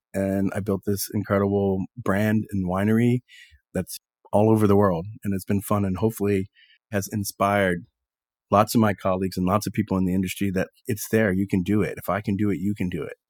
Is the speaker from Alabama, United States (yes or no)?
no; Texas, United States; moved away; I grew up in Texas